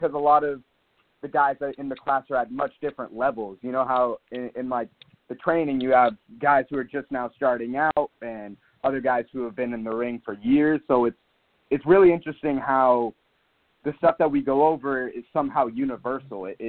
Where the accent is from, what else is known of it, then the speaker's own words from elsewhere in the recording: Sacramento, California, United States; moved away as an adult; I'm down here living for college, and so I'm really from Sacramento